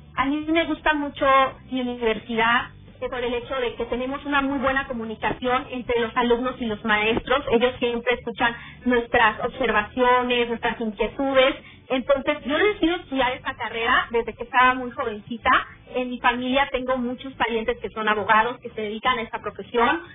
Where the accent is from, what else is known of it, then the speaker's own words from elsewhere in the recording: Mexico; el privilegio que tenemos como mexicanos de vivir en un país democrático